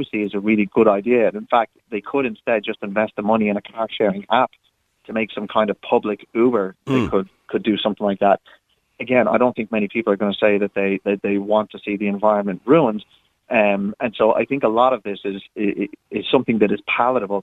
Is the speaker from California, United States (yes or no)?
yes; California, United States; now in Ireland; California, which is my home state that I'm originally from